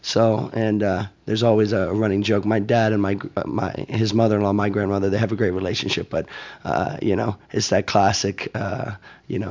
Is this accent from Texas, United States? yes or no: no; Bloomington, Indiana, United States; also born or lived in West coast of Florida; now in Miami, United States; I grew up in Indiana